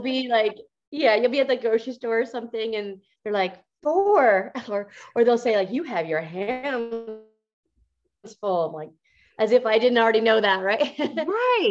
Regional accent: Montana, United States; I grew up in Montana

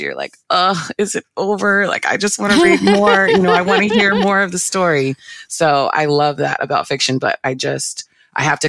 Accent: Northern Virginia, United States; moved away as an adult; now in Orlando, United States; I'm from Northern Virginia area

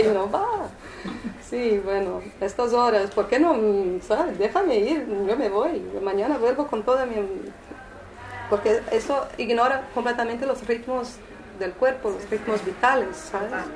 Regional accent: São Paulo, Brazil; Spanish is a second language; moved away; also born or lived in Rio de Janeiro; yo no soy de Río, ¿eh? yo vivía ahí, yo soy de São Paulo

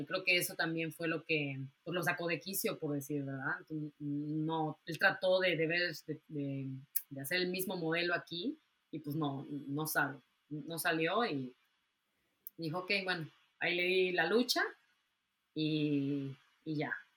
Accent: Mexico; moved away; yo me tuve que salir de México por alguna razón

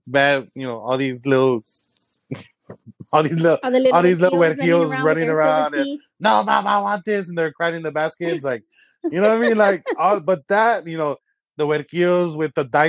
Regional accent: San Antonio, Texas, United States; I'm born and raised in the South Side, but I also grew up in the West Side.

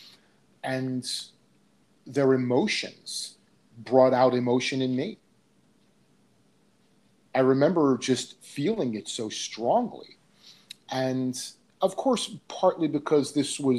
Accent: Seaside Park, New Jersey, United States; I grew up in that town. I grew up in Seaside Park

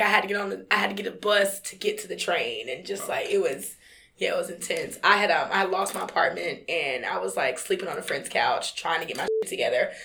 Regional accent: North Carolina, United States; I'm from North Carolina

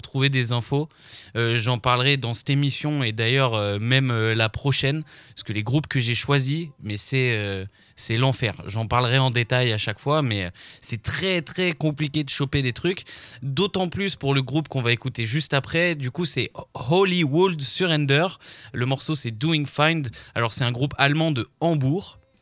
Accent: France; nous, on est français

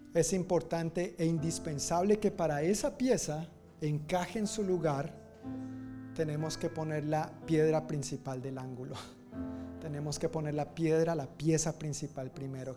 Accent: Colombia; moved away as an adult; also born or lived in Dominican Republic; yo salí de Colombia para la República Dominicana

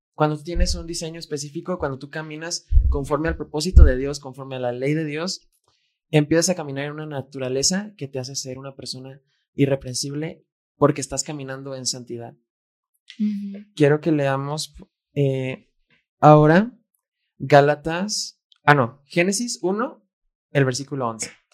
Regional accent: Guadalajara, Jalisco, Mexico; Fer y yo fuimos plantados en México, porque nacimos en México, y en Guadalajara

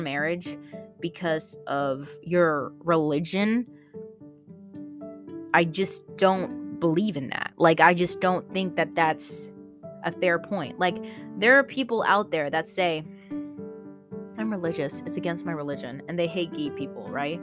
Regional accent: Philippines; I'm Filipino

